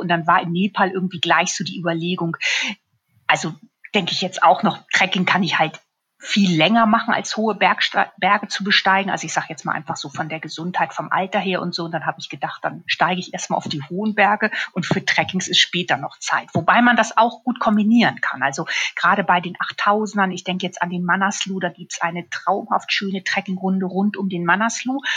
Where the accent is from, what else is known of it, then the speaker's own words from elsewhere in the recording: Hamburg / Schleswig-Holstein, Germany; moved away as an adult; also born or lived in Munich; now in Füssen, Germany; Ich bin ja in Hamburg geboren und habe in Schleswig-Holstein Abitur gemacht und bin dann zum Studium nach München gegangen